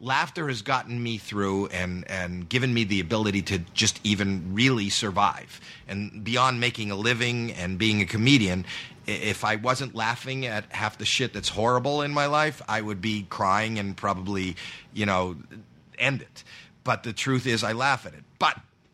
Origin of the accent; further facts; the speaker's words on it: Canada; I'm from Canada